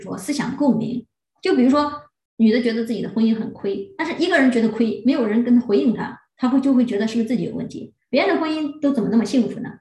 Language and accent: Chinese; China; 我们中国人